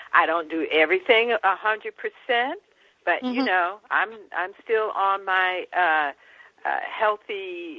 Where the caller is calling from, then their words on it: San Francisco, California, United States; I am calling from the city of San Francisco.